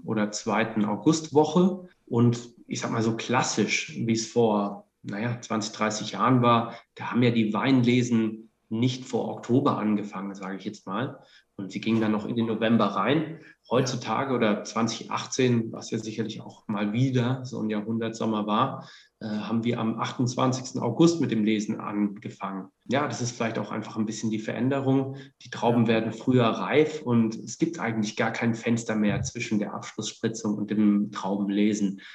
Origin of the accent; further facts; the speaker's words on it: Heidelberg, Baden-Württemberg, Germany; moved away; also born or lived in Franconia; ich komme eigentlich aus Heidelberg